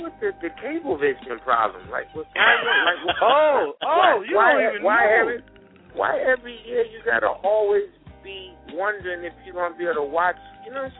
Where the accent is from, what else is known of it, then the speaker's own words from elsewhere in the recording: Boston, Massachusetts, United States; I'm a Bostonian in the heart